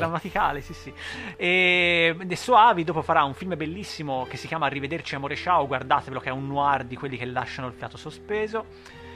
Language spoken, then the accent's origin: Italian; Italy; noi italiani